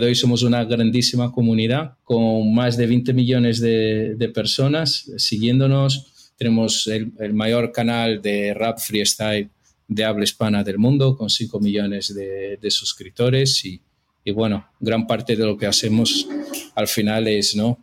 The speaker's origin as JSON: {"language": "Spanish", "region": "São Paulo", "country": "Brazil", "tie": "born or raised there", "second_language": "Spanish", "moved": "as an adult", "lives_now": "Madrid, Spain", "said": "yo soy brasileño, estudié toda mi vida hasta terminar la universidad en Brasil, en São Paulo"}